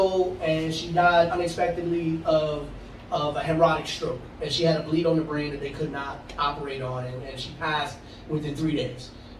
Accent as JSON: {"language": "English", "town": "New York City", "region": "New York", "country": "United States", "tie": "born or raised there", "also_born_or_lived": "Astoria, Queens / North Bronx", "said": "I grew up on Manhattan Avenue from the age of 2 years old. I've lived in the South Bronx my whole life outside of when I went to college and recently when I moved to the North Bronx by Pelham Bay."}